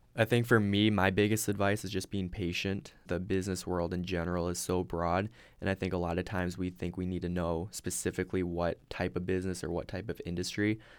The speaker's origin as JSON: {"language": "English", "town": "Sioux Center", "region": "Iowa", "country": "United States", "said": "I'm originally from Sioux Center, Iowa"}